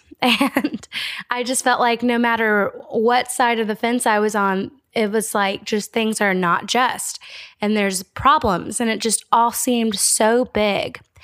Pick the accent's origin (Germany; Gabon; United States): United States; as an American